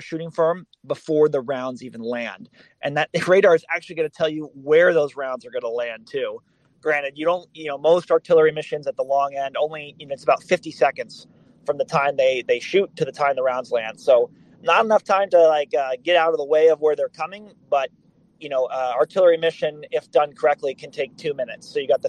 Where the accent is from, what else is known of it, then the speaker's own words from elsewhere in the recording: Boston, Massachusetts, United States; moved away; I'm from Boston originally